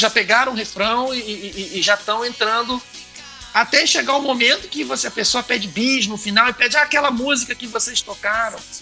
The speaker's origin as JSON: {"language": "Portuguese", "country": "Brazil", "said": "eu sou roqueiro, mas eu sou brasileiro, costumo dizer, né? Eu sou roqueiro brasileiro. Então, falo português com muito orgulho"}